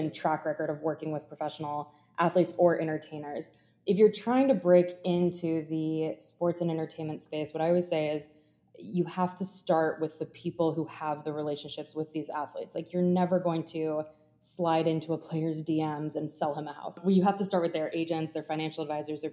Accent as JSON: {"language": "English", "country": "Germany", "tie": "born or raised there", "moved": "yes", "lives_now": "Jupiter, United States", "said": "I grew up in Germany. And I thought I was going to like utilize the fact that I speak German"}